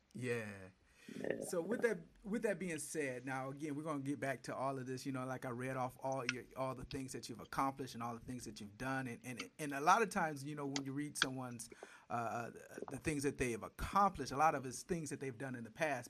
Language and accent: English; Flint, Michigan, United States; moved away as an adult; also born or lived in Detroit metro area, Michigan; now in Atlanta, United States; I'm from Michigan. Spent a lot of time, uh, most of my adult career in the Detroit metro area, but grew up in Flint